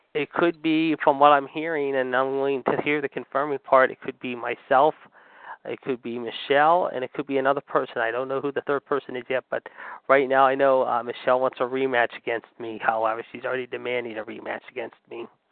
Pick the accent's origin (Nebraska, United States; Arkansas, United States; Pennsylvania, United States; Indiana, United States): Pennsylvania, United States; Pittsburgh; my hometown